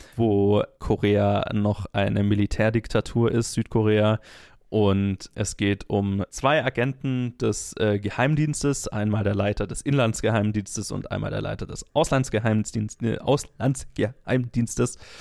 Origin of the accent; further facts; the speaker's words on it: Germany; ich als Deutscher